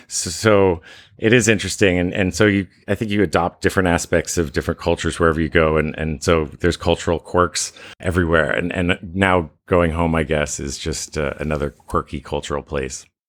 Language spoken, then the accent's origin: English; Vermont, United States; moved away as an adult; also born or lived in Jersey Shore, New Jersey / Bangkok, Thailand; although I grew up in Vermont, I spent every summer at the Jersey Shore with my grandmother.